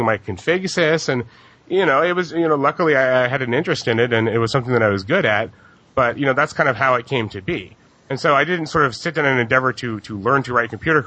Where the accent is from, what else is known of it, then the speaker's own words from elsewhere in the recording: Hawaii, United States; I grew up in Hawaii